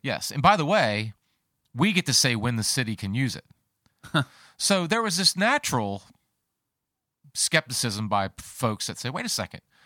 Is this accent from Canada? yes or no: no; Colonial Beach, Virginia, United States; moved away as an adult; now in Fredericksburg, United States; I grew up actually thirty miles east of here in Colonial Beach.